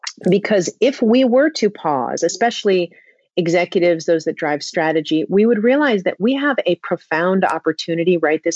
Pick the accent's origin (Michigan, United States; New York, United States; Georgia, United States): New York, United States; New York City; I grew up in Manhattan.